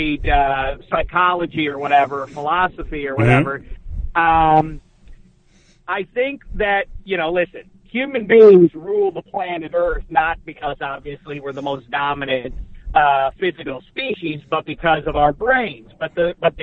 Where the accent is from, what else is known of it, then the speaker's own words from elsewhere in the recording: Pittsburgh, Pennsylvania, United States; moved away as an adult; now in Los Angeles, United States; growing up in Pittsburgh, I was a sports obsessive